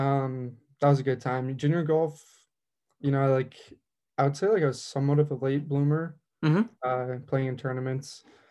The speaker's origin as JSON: {"language": "English", "town": "San Diego", "region": "California", "country": "United States", "tie": "born or raised there", "said": "from San Diego, born and raised."}